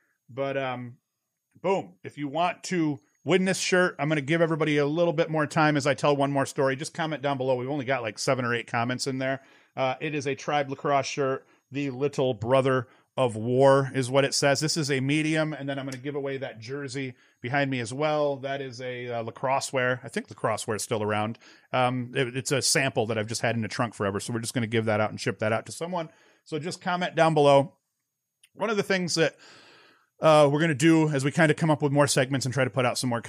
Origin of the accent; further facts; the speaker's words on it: Whitney Point, New York, United States; now in Vestal, United States; So I hail from Whitney Point. I went to high school in Whitney Point, played at Whitney Point, but now I live in Vestal.